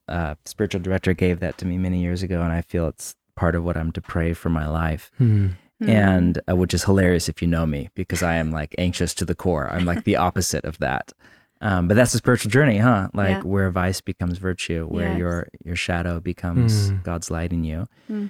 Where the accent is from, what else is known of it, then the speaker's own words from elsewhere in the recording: United States; We're Americans.